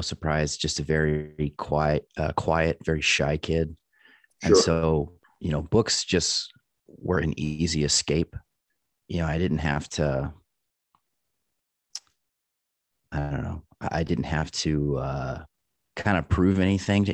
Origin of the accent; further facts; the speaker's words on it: Northeast Texas, United States; also born or lived in Dallas, Texas; So I'm originally from Texas, and I was born in Dallas, and right after kindergarten was when we moved to the country, Northeast Texas, where I grew up